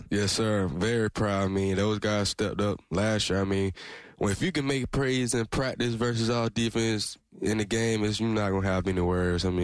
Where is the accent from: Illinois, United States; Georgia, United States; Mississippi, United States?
Georgia, United States; Valdosta; born or raised there